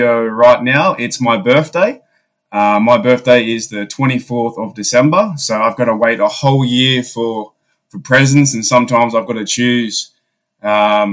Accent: Australia; I'm from Australia.

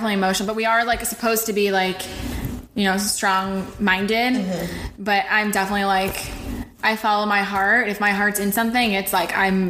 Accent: West Hills, California, United States; also born or lived in Israel / Indiana; And then I also just moved back to like my hometown of where I grew up in California in West Hills.

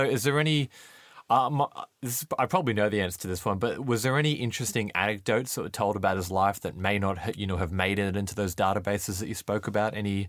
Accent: Australia; now in United Kingdom; I'm Australian, I live in the UK, but I grew up in Australia.

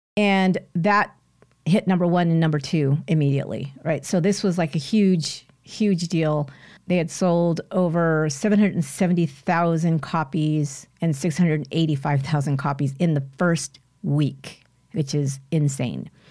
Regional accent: San Jose, California, United States; near San Jose, California, my hometown

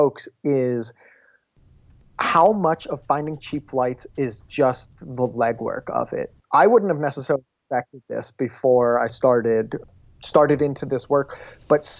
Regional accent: Dayton, Ohio, United States; moved away; where I grew up in Dayton

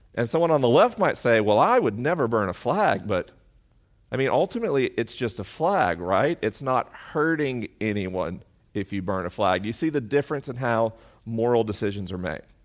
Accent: the South, United States; moved away; I grew up in the South.

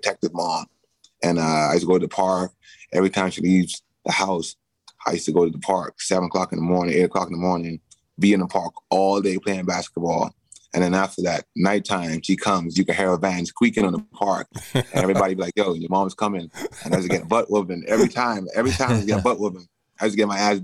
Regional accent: Bahamas; moved away; I grew up in the Bahamas

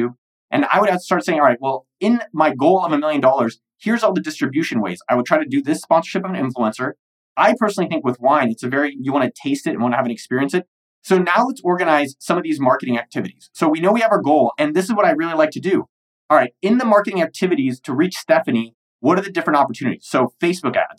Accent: United States; I'm an American

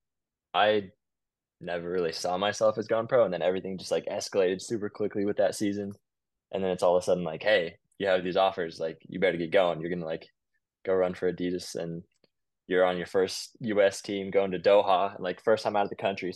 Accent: Midland, Texas, United States; moved away as an adult; now in Lawrence, United States; I'm from Midland, Texas originally.

